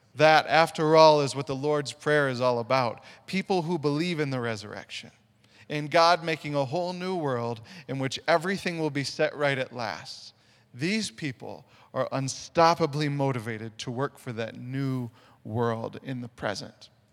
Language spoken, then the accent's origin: English; Sioux Falls, South Dakota, United States; moved away; I'm originally from Sioux Falls, South Dakota